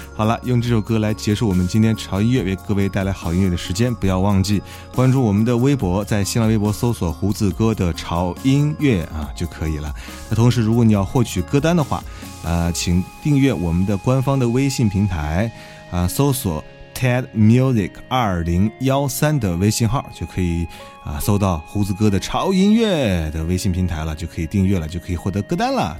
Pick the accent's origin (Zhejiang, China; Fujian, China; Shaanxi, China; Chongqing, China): Shaanxi, China; Xi'an; 我是本地人在西安上学